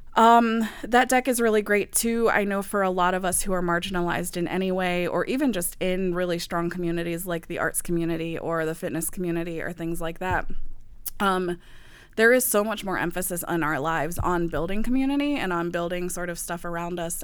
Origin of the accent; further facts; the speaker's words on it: the South, United States; moved away; also born or lived in the Midwest; growing up in the South